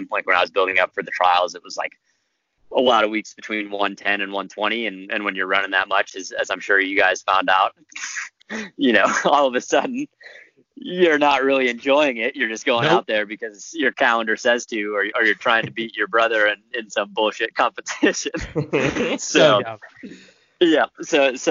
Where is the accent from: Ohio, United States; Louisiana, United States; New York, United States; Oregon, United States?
New York, United States; Rochester; So I was born in upstate New York. I was born in Rochester.